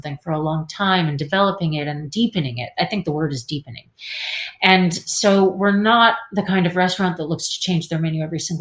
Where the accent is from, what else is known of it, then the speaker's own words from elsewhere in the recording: Canada; moved away as an adult; now in Paris, France; I'm Canadian.